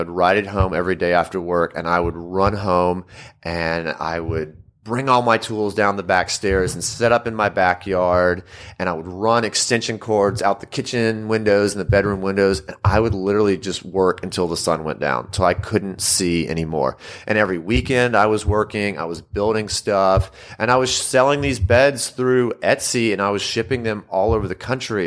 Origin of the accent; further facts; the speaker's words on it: Louisiana, United States; also born or lived in Mississippi; moved back to my home state of Louisiana